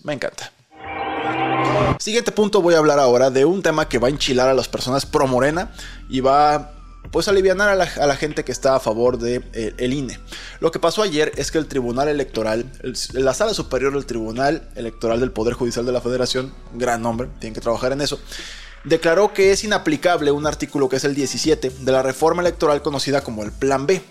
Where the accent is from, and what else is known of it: Mexico